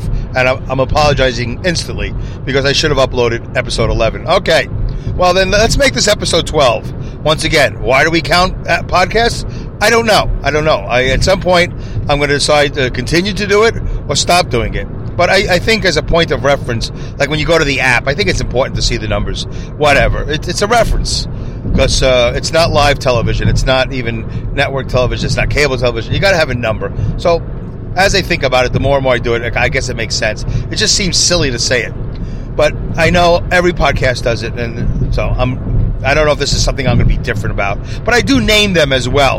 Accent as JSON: {"language": "English", "town": "Saugerties", "region": "New York", "country": "United States", "tie": "born or raised there", "said": "I'm actually right now going through the toll booth here in my hometown of Saugerties"}